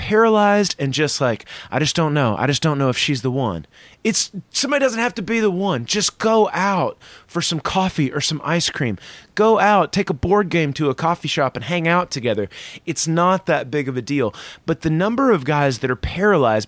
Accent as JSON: {"language": "English", "region": "the South", "country": "United States", "said": "I'm from the South"}